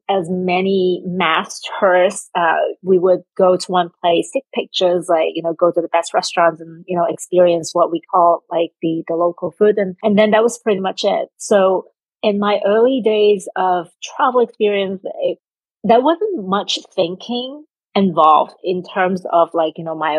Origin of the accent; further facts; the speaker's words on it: Hong Kong; moved away as an adult; now in New Jersey, United States; I am originally from Hong Kong and currently living in New Jersey, United States